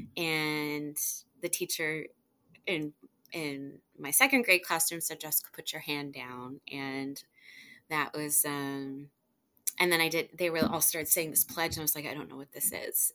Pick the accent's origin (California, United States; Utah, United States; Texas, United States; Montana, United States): Texas, United States; Houston; also born or lived in Ashtabula, Ohio; we grew up in Kingwood, in suburb of Houston